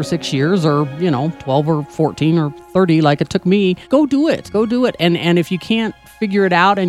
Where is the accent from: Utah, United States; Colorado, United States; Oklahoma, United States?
Colorado, United States; Limon; also born or lived in Arizona; I grew up in Limon.